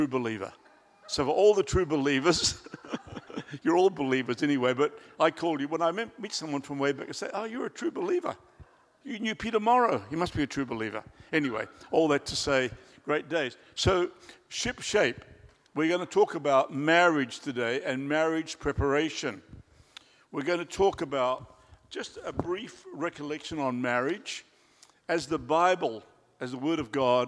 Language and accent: English; Australia; now in Christchurch, New Zealand; I'm an Australian by birth